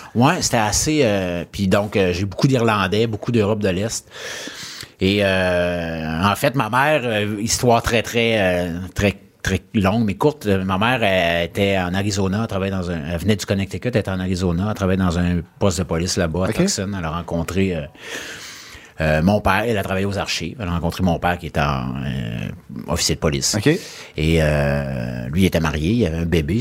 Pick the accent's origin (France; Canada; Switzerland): Canada; Lac-Saint-Joseph, Quebec; also born or lived in Chicoutimi / Charlesbourg; J'ai eu une super belle enfance sur le bord d'un lac, euh, entouré de montagnes